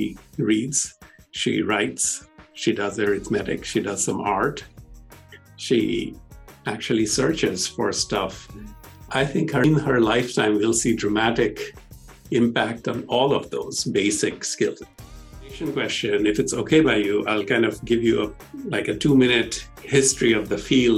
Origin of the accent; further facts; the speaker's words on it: India; moved away as an adult; also born or lived in Stanford / Pittsburgh; I grew up in India